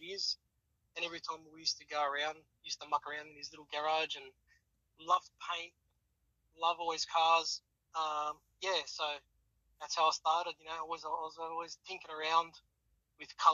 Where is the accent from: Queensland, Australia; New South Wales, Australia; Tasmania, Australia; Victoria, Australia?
New South Wales, Australia; Sydney; now in Wollongong, Australia; I grew up in Sydney